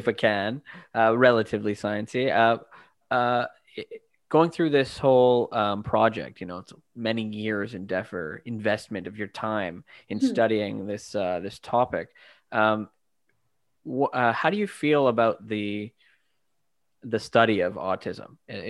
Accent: Vancouver, British Columbia, Canada; I'm from Vancouver

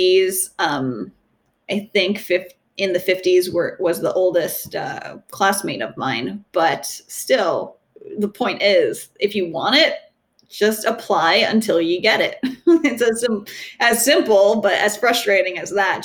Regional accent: Southern New England, United States; I'm from Southern New England, Connecticut, Rhode Island, and Massachusetts

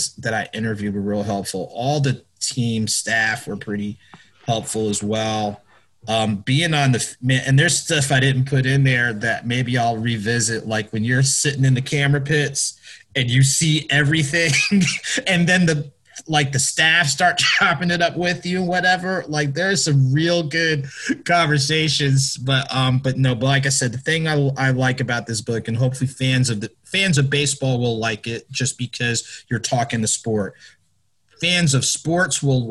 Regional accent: New Jersey, United States; I grew up in Jersey

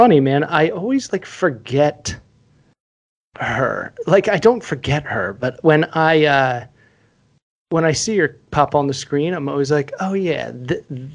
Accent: Philadelphia, Pennsylvania, United States; moved away; I grew up in Philly. We call it soda.

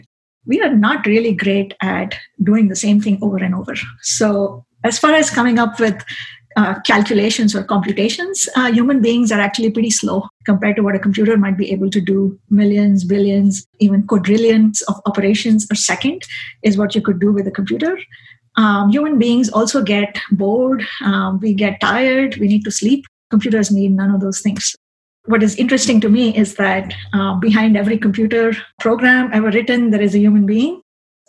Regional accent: India; now in Boston, United States; I grew up in India.

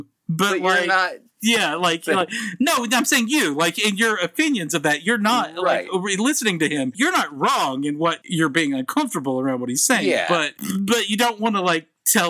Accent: the South, United States; I'm from the South.

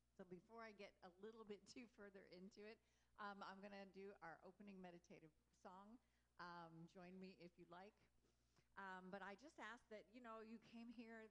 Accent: Texas, United States; also born or lived in Louisiana; I grew up in um, Texas, and I was born in Louisiana

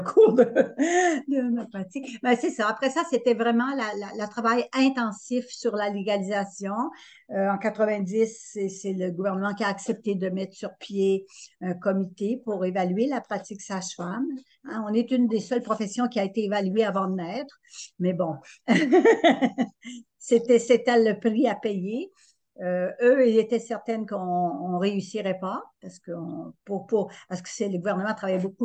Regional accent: Estrie, Quebec, Canada; je suis allée pratiquer en Estrie parce que c'est ma région d'origine.

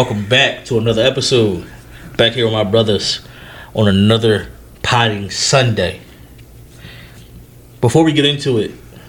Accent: Philadelphia, Pennsylvania, United States; I'm from North Philly

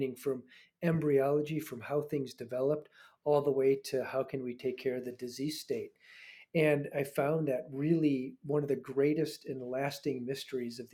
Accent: Chicago, Illinois, United States; moved away as an adult; also born or lived in Iowa City, Iowa; now in Scottsdale, United States; I had moved back to my college town because I'm from Chicago

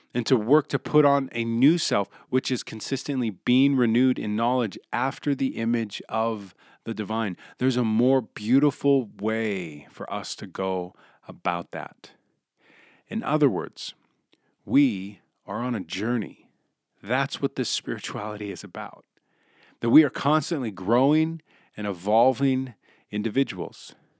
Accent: Billings, Montana, United States; born and raised in Billings

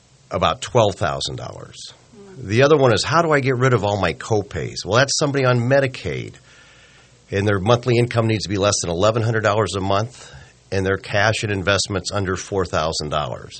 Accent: Omaha, Nebraska, United States; born and raised in Omaha

